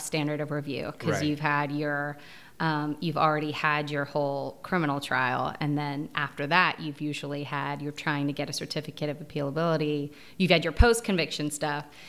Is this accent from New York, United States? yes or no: no; Tennessee, United States; moved away; also born or lived in Georgia; I'm originally from Tennessee